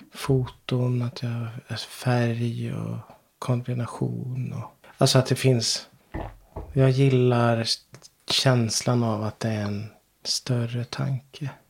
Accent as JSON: {"language": "Swedish", "town": "Ryda", "country": "Sweden", "moved": "as an adult", "lives_now": "Knesta, Sweden", "said": "Trots att jag känner mig som Rydabo mm. fortfarande. Jag kommer från Ryda"}